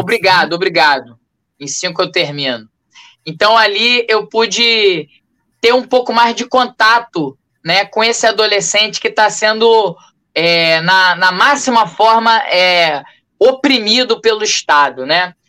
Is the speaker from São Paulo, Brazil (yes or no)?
no; Rio de Janeiro, Brazil; Sou morador do bairro de Cavalcante, nascido e criado aqui em Cavalcante, zona norte do Rio